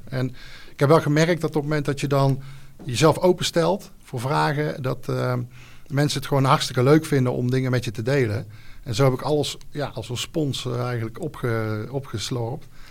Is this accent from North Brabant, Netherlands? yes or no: yes; Gilze, North Brabant, Netherlands; Ik kom uit Gilze, een mooi dorpje in, in Brabant. daar woon ik samen met mijn vrouw, twee kids